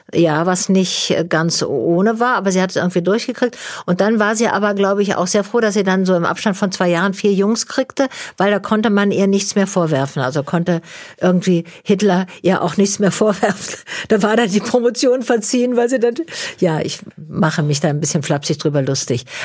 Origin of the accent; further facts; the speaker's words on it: Tübingen, Baden-Württemberg, Germany; also born or lived in Walsrode / Fallingbostel; Da kriegte mein Vater eben eine Stelle in Tübingen und dann mhm. sind wir umgezogen.